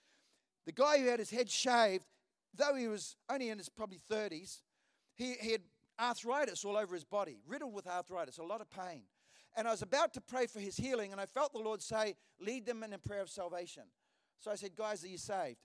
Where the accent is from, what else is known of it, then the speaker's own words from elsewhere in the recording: Hawera, Taranaki, New Zealand; moved away; I was in Hawera, which is the town I was born in New Zealand